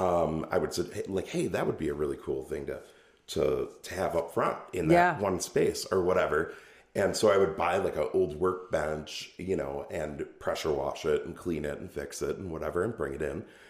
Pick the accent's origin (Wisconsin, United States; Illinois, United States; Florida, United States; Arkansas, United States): Wisconsin, United States; Oshkosh; also born or lived in Omro, Wisconsin; now in Ripon, United States; born and raised in Oshkosh